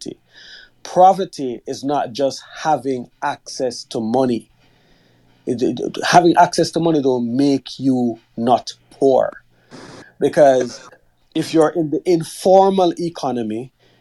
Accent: Jamaica; moved away; I'm a Jamaican, I've lived in Jamaica

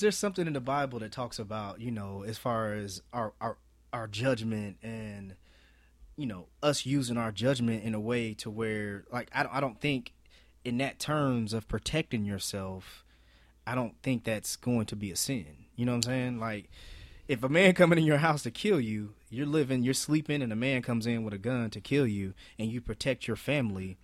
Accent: Marion, United States; where we're from, Marion

